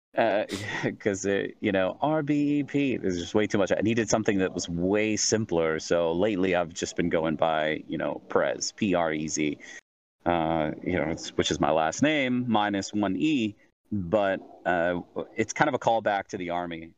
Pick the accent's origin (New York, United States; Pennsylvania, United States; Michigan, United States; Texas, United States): New York, United States; Central; moved away as an adult; also born or lived in Southern California; I was born in Southern California. Uh, I lived there for about three years with my parents, and then they split, moved to Central New York for you know uh, all through elementary, middle, high school.